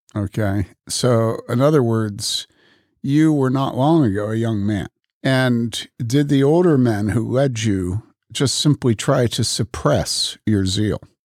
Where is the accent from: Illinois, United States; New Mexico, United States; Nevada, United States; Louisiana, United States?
Illinois, United States; Wheaton; I grew up in Wheaton among evangelicals.